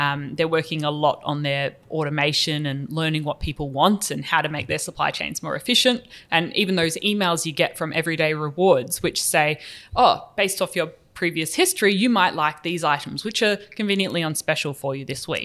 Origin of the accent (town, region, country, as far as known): New Zealand